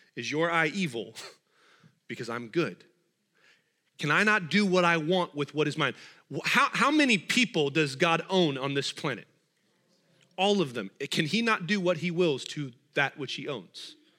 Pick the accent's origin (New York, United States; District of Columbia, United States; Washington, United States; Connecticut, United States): Washington, United States; I'm from Washington